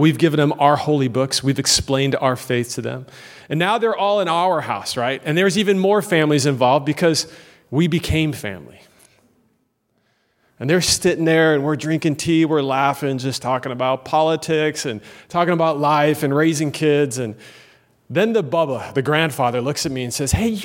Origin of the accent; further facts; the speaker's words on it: United States; moved away; also born or lived in Turkey; I'm an American